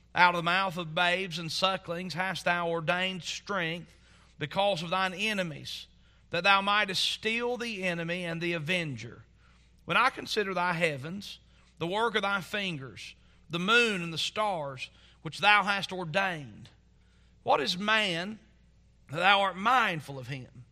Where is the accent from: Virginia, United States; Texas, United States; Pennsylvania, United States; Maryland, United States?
Virginia, United States; Southwest; growing up in Southwest Virginia, you're not exposed to lots of cultures.